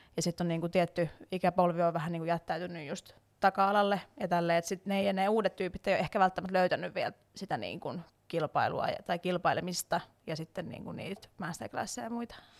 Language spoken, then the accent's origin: Finnish; Salo, Southwest Finland, Finland; moved away as an adult; also born or lived in Turku / Tampere; now in Helsinki, Finland; mä on siis Salosta alun perin. Mä ihan varsinais-suomalainen niin sanotusti ja tota, siellä kasvanut ja syntynyt